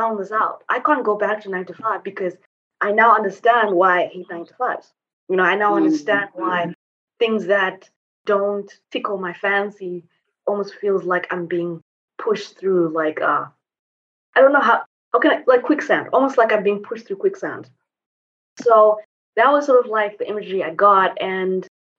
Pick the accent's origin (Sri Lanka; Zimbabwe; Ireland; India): Zimbabwe; moved away as an adult; also born or lived in Asia / Europe / United States; now in Mauritius; basically I was born and raised in Zimbabwe.